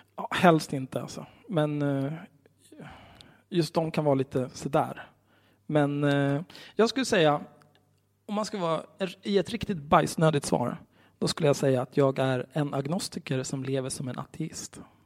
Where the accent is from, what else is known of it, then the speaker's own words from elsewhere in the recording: Stockholm, Stockholm County, Sweden; jag är ju uppvuxen på Söder vid Zinkensdamm